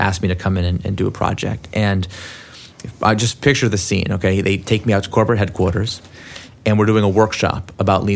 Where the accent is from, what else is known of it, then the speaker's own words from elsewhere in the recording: Silicon Valley, California, United States; also born or lived in San Francisco; I'm from Silicon Valley